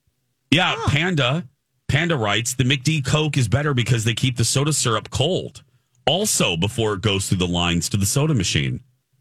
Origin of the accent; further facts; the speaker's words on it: Indiana, United States; I'm from Indiana.